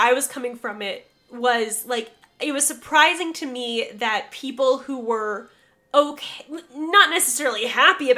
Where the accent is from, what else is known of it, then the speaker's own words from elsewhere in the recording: Western New York, United States; I literally grew up on Lake Erie